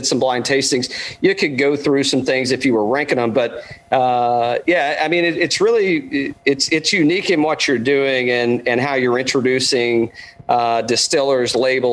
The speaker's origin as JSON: {"language": "English", "region": "East Tennessee", "country": "United States", "said": "I'm from East Tennessee"}